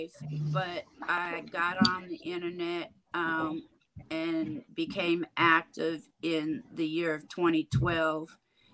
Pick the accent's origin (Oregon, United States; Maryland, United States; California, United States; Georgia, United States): California, United States; San Francisco; moved away as an adult; now in Houston, United States; originally born and raised in San Francisco, California. I now reside in Houston, Texas. I've been here 20 years now